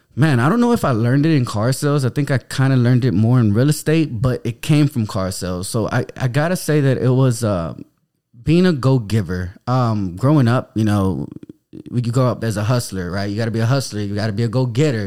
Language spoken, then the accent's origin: English; San Antonio, Texas, United States; I grew up in the Denver Heights downtown area of San Antonio